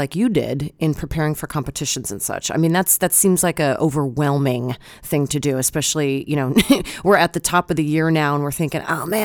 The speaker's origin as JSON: {"language": "English", "region": "Pennsylvania", "country": "United States", "tie": "born or raised there", "moved": "yes", "said": "my hometown, which is a small town in Pennsylvania"}